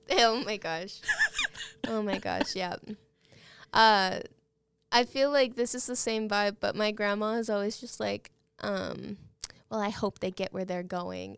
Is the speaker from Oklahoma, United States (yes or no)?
yes; Guthrie, Oklahoma, United States; I grew up in Guthrie